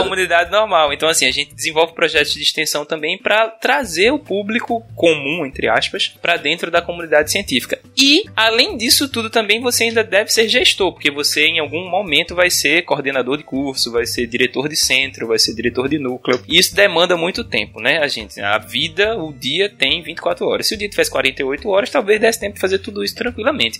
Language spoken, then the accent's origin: Portuguese; Recife, Pernambuco, Brazil; como bom recifense